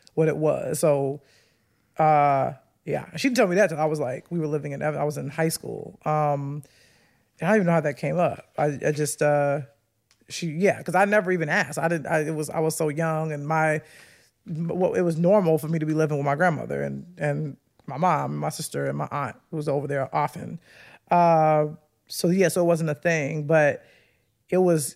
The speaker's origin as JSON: {"language": "English", "town": "Chicago", "region": "Illinois", "country": "United States", "tie": "born or raised there", "moved": "yes", "said": "I grew up on the south side of Chicago"}